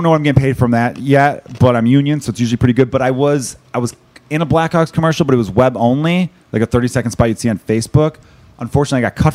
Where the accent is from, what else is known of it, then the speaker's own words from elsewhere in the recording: Chicago, Illinois, United States; accent: Chicago; I grew up in Chicago Public Grade School.